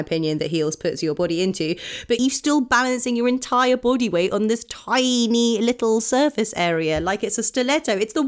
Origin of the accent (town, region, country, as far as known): Oxford, South East England, United Kingdom; born or raised there